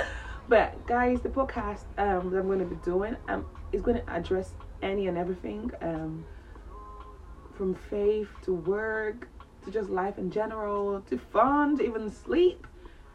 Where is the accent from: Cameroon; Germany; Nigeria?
Cameroon; moved away as an adult; now in England, United Kingdom; I'm originally from Cameroon in West Africa. I'm 25 years old. I moved to England when I was 17 years old